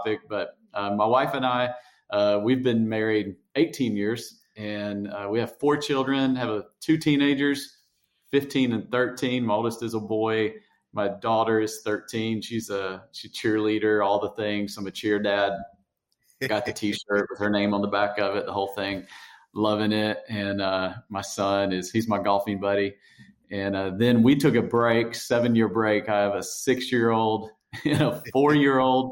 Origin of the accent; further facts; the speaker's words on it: Tennessee, United States; accent: hillbilly; moved away as an adult; now in Fredericksburg, United States; I speak hillbilly because I grew up in Tennessee